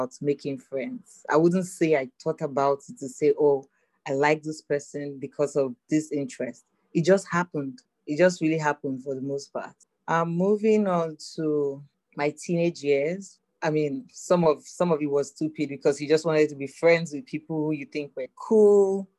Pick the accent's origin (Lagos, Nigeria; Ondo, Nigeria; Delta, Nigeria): Lagos, Nigeria; I grew up in Lagos, Nigeria, Africa